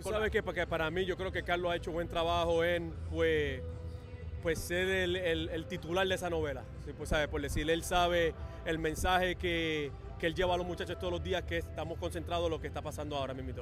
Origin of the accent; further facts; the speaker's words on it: Puerto Rico; nosotros como boricua